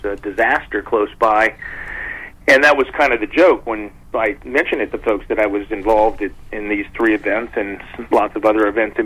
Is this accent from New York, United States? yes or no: no; Washington, District of Columbia, United States; Washington, D.C., my hometown